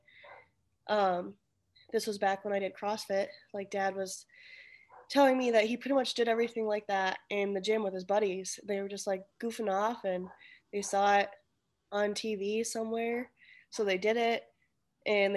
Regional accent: United States; I am Asian American. Like, my mom was from a different country

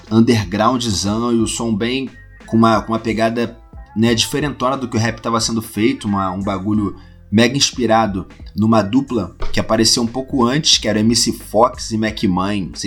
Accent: Rio de Janeiro, Brazil; Hoje em dia eu moro num bairro ao lado do Meier, ainda na Zona Norte é perto, mas eu cresci no Meier, tá ligado?

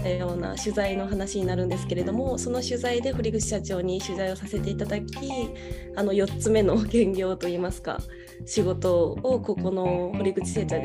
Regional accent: Osaka, Japan; moved away as an adult; now in Tokyo, Japan; もともとは大阪出身で、えっ、っている本業を機に2020年に上京してきたんですけれども

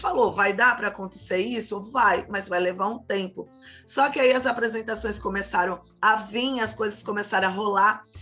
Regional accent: Santos, São Paulo, Brazil; now in São Vicente, Brazil; moro atualmente na cidade de São Vicente, litoral de São Paulo, mas nasci em Santos

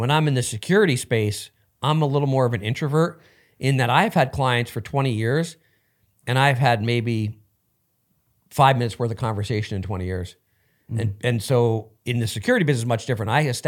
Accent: New Jersey, United States; now in Los Angeles, United States; No, I grew up in New Jersey.

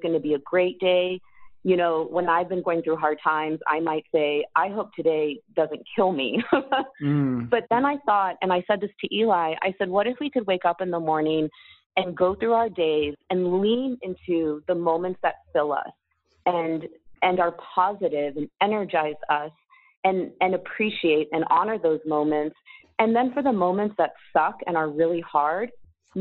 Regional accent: San Diego, California, United States; moved away; also born or lived in Philadelphia, Pennsylvania; I grew up in San Diego

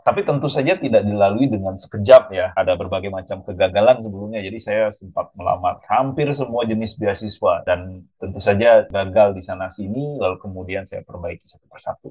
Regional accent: Bali, Indonesia; moved away as an adult; also born or lived in Jakarta, Indonesia; now in Queensland, Australia; saya dari Bali

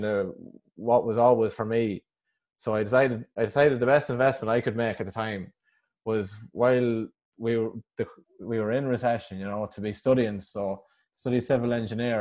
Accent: Westmeath, Leinster, Ireland; I come from Westmead in the Midlands

